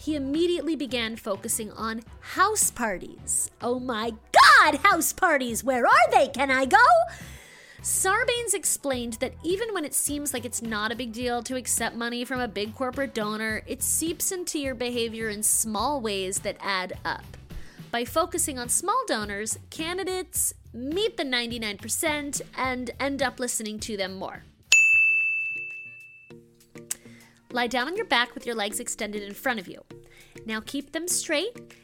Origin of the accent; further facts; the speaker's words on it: Maryland, United States; moved away; I'm from Maryland originally